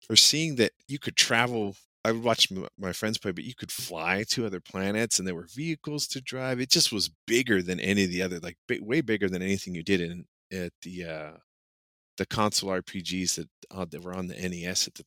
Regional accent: United States; as an American growing up watching Star Wars and Dune

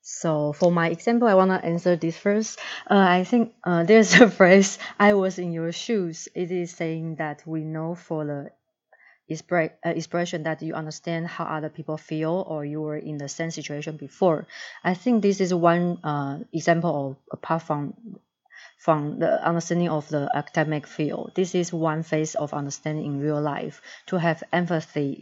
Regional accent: Taiwan; moved away as an adult; I grew up in Taiwan

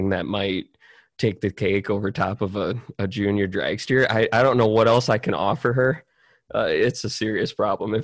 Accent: South Dakota, United States; I'm from South Dakota

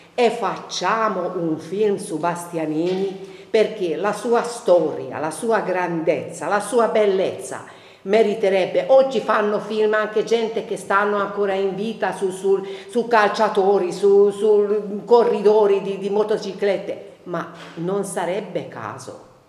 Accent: Hungary; now in Siena, Italy; io non sono senese di origine, di adozione però sì, però il mio carattere mm, ungherese, aus- austro-ungarico, asburgico

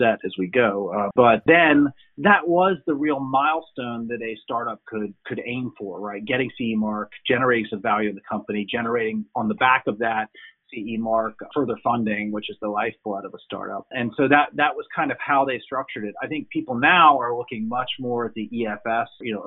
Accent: United States; moved away as an adult; now in Europe; as an American who's lived in Europe for 20 years

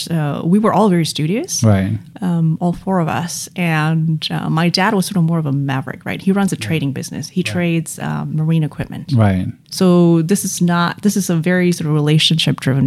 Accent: Jakarta, Indonesia; English is a second language; moved away as an adult; also born or lived in Australia; I was born and raised in Jakarta

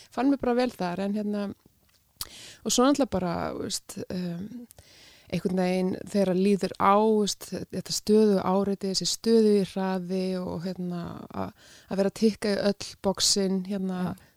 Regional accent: North Iceland, Iceland; now in Reykjavík, Iceland; ég er að norðan, ég er skaffringur

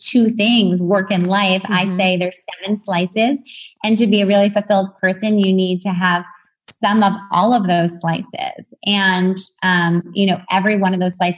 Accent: New York, United States; now in California, United States; I was born in New York

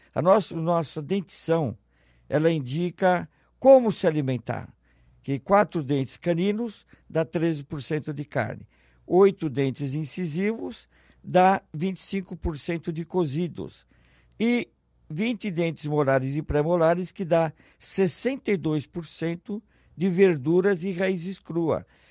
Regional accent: São Paulo, Brazil; moved away as an adult; now in Ribeirão Preto, Brazil; Eu sou natural de São Paulo, eu era diretor administrativo do Matarazzo, fui transferido para Ribeirão Preto

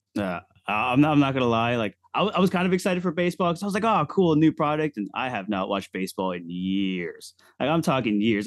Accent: Orlando, Florida, United States; I am from Orlando, Florida

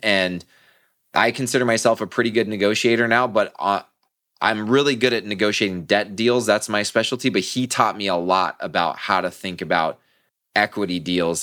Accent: Southern California, United States; I'm born and raised in Southern California

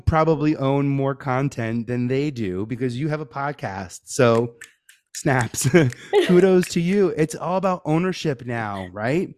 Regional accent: New York City, New York, United States; I'm from New York, uh, born and raised in Staten Island

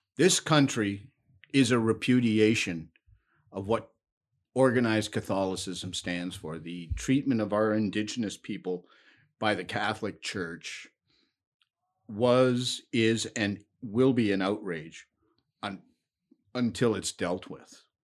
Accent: Ancaster, Ontario, Canada; also born or lived in Hamilton, Ontario; I was born in Hamilton, but when I was young, my parents moved up to Ancaster

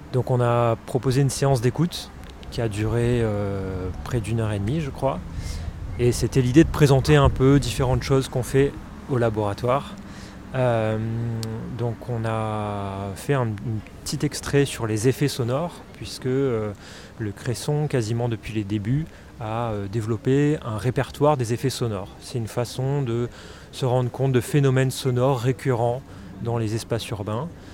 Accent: Réunion; moved away; je suis de La Réunion, donc j'étais là-bas à ce moment-là

